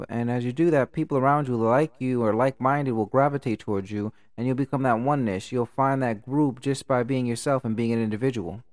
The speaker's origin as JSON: {"language": "English", "town": "Stamford", "region": "Connecticut", "country": "United States", "tie": "born or raised there", "said": "I'm growing up in Stanford"}